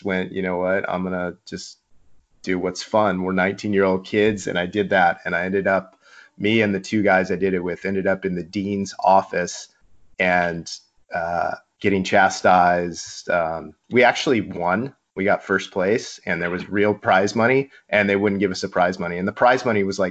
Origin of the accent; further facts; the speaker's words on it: Mission Viejo, California, United States; I grew up in Mission Viejo, a Missionite, an inland kid.